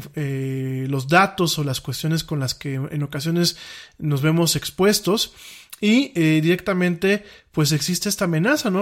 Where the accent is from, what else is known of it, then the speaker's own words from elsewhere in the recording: Mexico; aquí en mi país